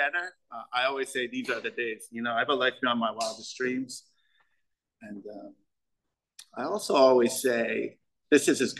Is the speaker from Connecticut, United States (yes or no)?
yes; Connecticut, United States; I'm from Connecticut.